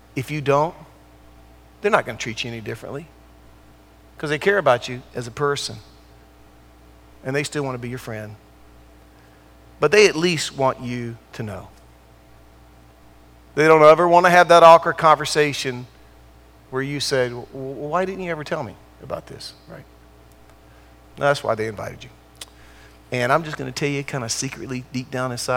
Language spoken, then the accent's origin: English; Durham, North Carolina, United States; moved away; also born or lived in California; I grew up in Durham